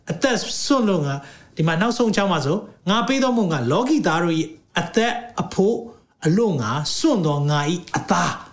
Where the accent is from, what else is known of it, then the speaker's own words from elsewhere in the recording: Myanmar; moved away as an adult; also born or lived in United Kingdom; ကျွန်တော်မြန်မာလူမျိုးတွေအတွက်အဲဘာကြောင့်လဲဆိုတော့ကျွန်တော်2003 2003မှာကျွန်တော် UK နိုင်ငံမှာ